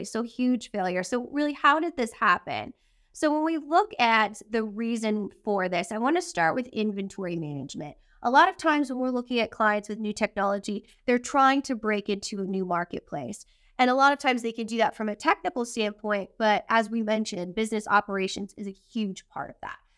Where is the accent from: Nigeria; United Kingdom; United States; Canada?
Canada; And so, being Canadian, Jordy